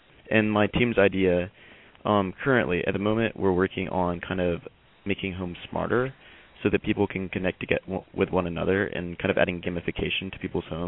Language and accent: English; LaFayette, Georgia, United States; I'm from the student track, so it's a little bit different, but I am from Lafayette, Georgia, which is pretty close to Chattanooga. It's about an hour south of here.